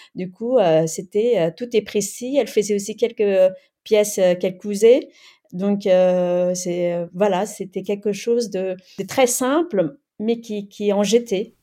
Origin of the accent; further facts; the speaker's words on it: France; French is a second language; also born or lived in Cambodia / Thailand; je suis arrivée à l'âge de 7 ans en France et euh, avant cela donc je, je suis née au Cambodge et j'ai vécu dans les camps de réfugiés en Thaïlande